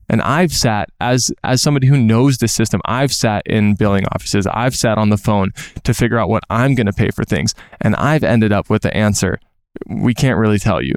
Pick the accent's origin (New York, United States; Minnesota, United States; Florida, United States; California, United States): Minnesota, United States; moved away; I'm from Minnesota